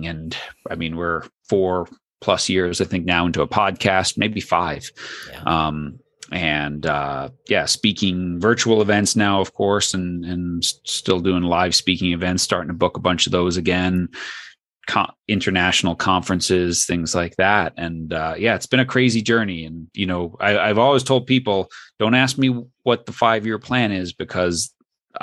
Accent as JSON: {"language": "English", "region": "New York", "country": "United States", "tie": "born or raised there", "said": "I grew up in New York"}